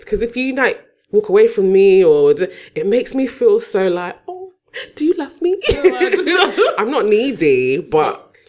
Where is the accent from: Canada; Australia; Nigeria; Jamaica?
Nigeria